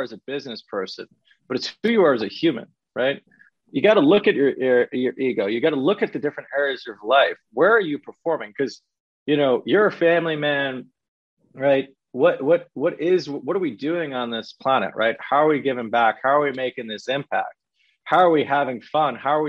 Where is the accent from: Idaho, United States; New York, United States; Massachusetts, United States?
New York, United States; accent: New York; I could talk with a New York accent because I'm from New York